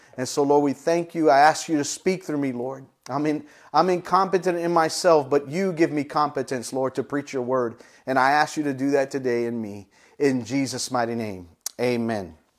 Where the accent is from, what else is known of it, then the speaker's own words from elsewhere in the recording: United States; as the American Christians, we're living, uh, in a, in a, in a, a free society